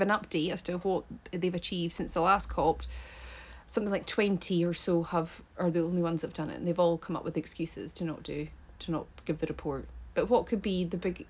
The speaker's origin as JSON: {"language": "English", "area": "Scot", "region": "Scotland", "country": "United Kingdom", "said": "me as a Scot"}